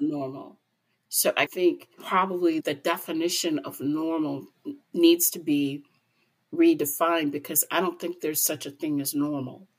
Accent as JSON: {"language": "English", "country": "United States", "said": "I'm an American"}